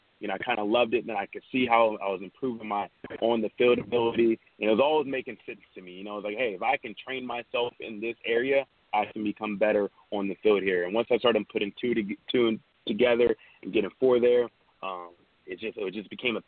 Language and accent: English; Charlotte, North Carolina, United States; now in Charleston, United States; born and raised in Charlotte there. Charlotte, North Carolina.